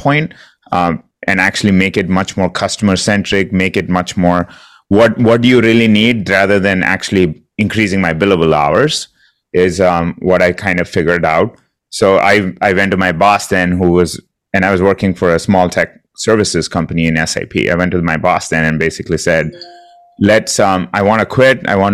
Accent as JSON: {"language": "English", "country": "India", "moved": "as an adult", "said": "I'm originally from India. Came here to do my master's degree about 20 years ago"}